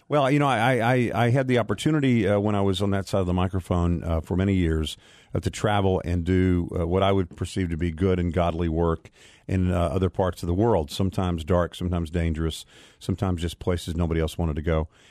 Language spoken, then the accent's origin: English; United States; as an American